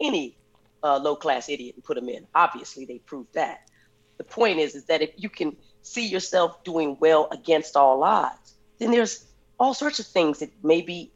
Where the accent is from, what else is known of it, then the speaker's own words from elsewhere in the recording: Flagstaff, Arizona, United States; coming from Flagstaff, Arizona